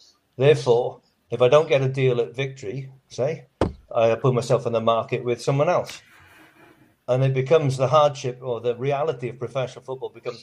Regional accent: Welsh, Wales, United Kingdom; also born or lived in Australia; now in Christchurch, New Zealand; I count myself as an Aussie. So a Welsh Aussie

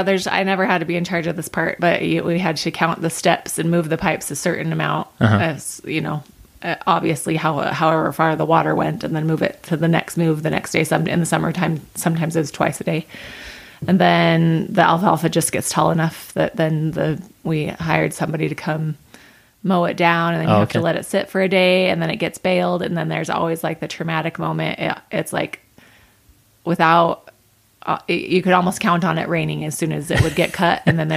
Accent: North Ogden, Utah, United States; North Ogden.

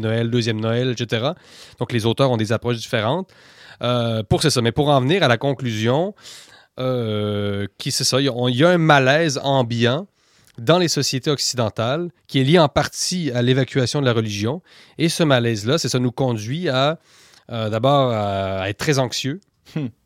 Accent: Quebec, Canada; quand on vient du Québec

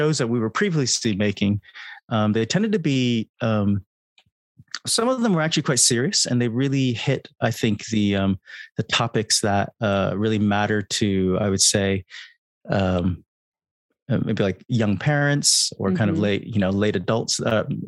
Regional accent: California, United States; now in United Kingdom; I'm from California, I'm based in the UK.

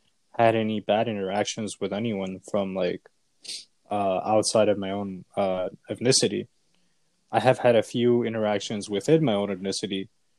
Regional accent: United States; they knew I was from America.

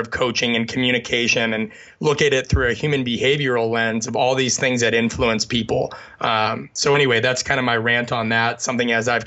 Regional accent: the Midwest of the United States, United States; I grew up in the Midwest of the United States

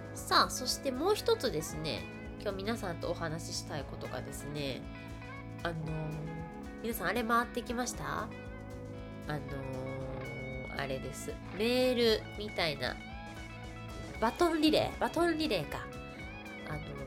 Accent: Kansai, Japan; 私関西生まれ関西育ちのはぐれ役者

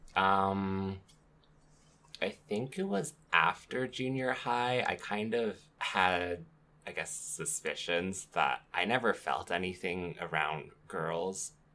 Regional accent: Canada; life growing up in Canada

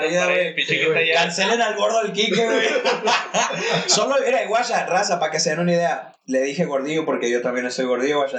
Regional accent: Guanajuato, Mexico; aquí soy del mismo pueblo de estos vergas

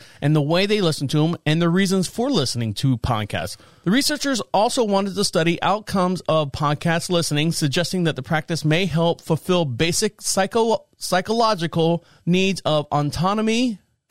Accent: Orlando, Florida, United States; moved away as an adult; now in North Carolina, United States; I've been in North Carolina here since 2014, born and raised in Orlando, Florida.

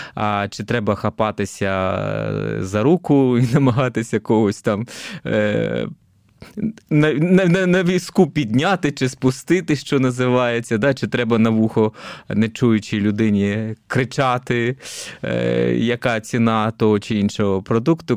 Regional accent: Kharkiv, Kharkiv Oblast, Ukraine; also born or lived in Dnipro, Ukraine; Я сам взагалі родом із Дніпра. Тоді це був Дніпропетровськ. Там виріс до сіми років. Потім переїхав я особисто до Харкова на навчання

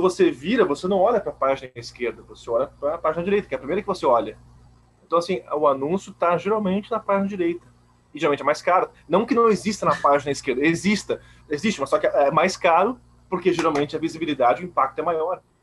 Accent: Blumenau, Santa Catarina, Brazil; Sou de Blumenau

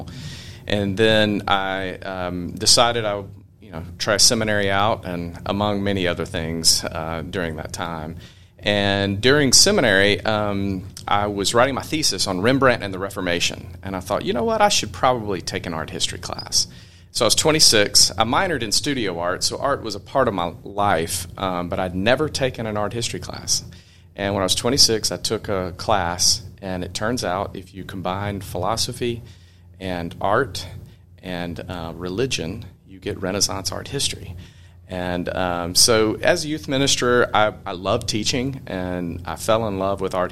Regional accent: Tupelo, Mississippi, United States; now in Memphis, United States; I grew up in Tupelo, Mississippi

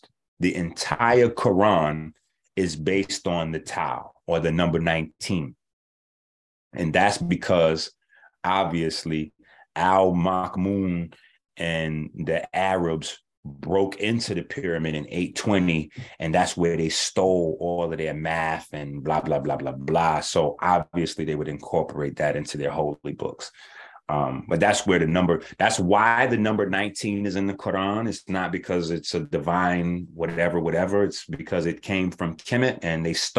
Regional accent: New York City, New York, United States; I'm from 158th Street, Concourse Village side.

